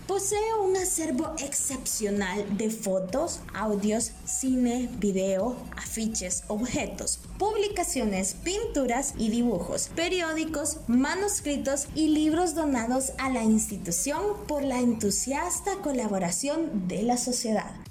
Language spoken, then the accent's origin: Spanish; El Salvador; nosotros como salvadoreños